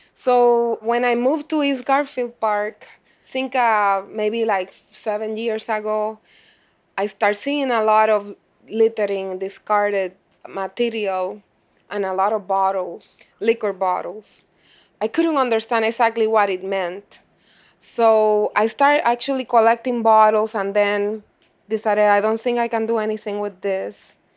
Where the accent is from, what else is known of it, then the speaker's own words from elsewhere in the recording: Puerto Rico; moved away as an adult; now in Chicago, United States; growing up in Puerto Rico, since I, since I spent those twenty-seven years